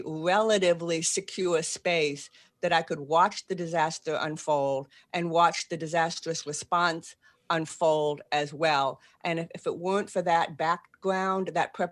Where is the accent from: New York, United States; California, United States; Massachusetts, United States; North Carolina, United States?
Massachusetts, United States; Boston; accent: Boston; moved away as an adult; now in New Orleans, United States; I am. That's where I can park the car in the yard. And I still have a Boston accent.